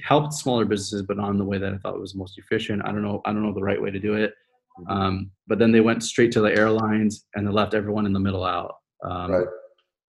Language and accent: English; Canada; now in United States; I'm Canadian too